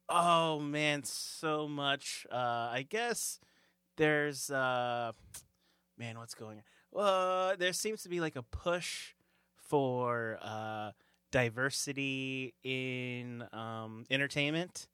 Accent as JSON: {"language": "English", "region": "California", "country": "United States", "moved": "as an adult", "lives_now": "New York, United States", "said": "I'm originally from California"}